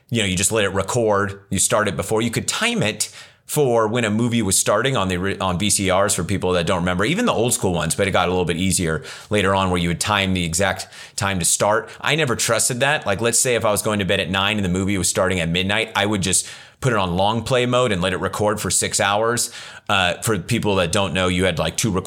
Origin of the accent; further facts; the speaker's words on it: Ripon, United States; the small town I grew up in Ripon